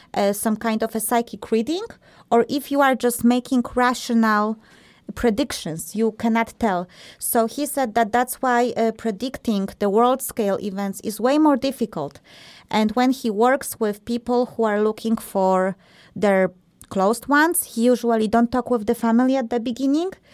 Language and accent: English; Poland; moved away; Marta and I, we are from Poland originally